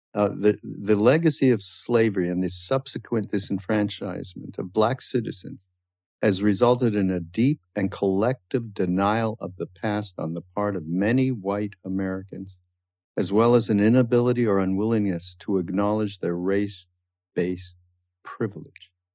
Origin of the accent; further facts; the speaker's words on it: Canada; now in United States; although I'm from Canada and, and I had a little bit of a different upbringing uh, related to people who were brought up in the States